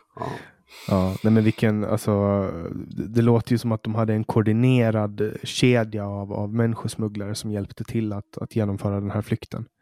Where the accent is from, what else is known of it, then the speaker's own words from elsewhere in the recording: Åland, Finland; vi är ju en minoritet, vi ålänningar, vi är ju svenskspråkiga